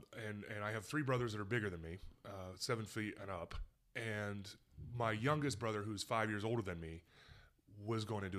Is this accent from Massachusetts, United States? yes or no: no; San Diego, California, United States; also born or lived in Utah; Utah, then San Diego.